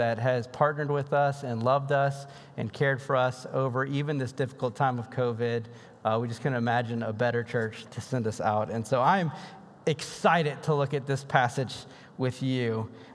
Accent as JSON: {"language": "English", "region": "Louisiana", "country": "United States", "moved": "yes", "said": "I'm from Louisiana"}